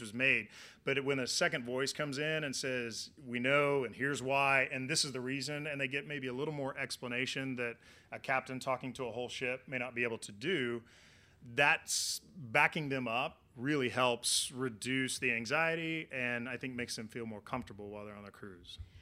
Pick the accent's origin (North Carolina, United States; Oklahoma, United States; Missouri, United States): Oklahoma, United States; also born or lived in Florida; now in Miami, United States; I'm from Oklahoma, born and raised, heart of Tornado Alley, and then moved to Florida